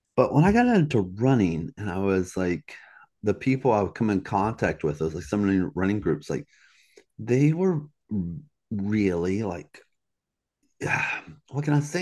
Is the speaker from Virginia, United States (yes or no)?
yes; Virginia, United States; also born or lived in Southeast United States; in Virginia, my hometown, Troublesome Hollow